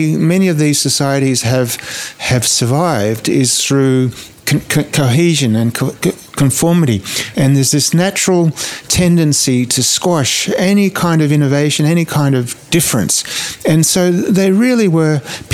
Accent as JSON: {"language": "English", "country": "Australia", "tie": "born or raised there", "also_born_or_lived": "Niger", "moved": "as an adult", "said": "my experience growing up in Australia"}